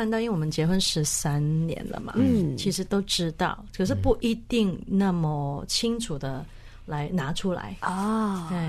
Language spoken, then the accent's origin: Chinese; Hong Kong; now in Taiwan; 有蛮大，因为我从香港嫁到台湾嘛，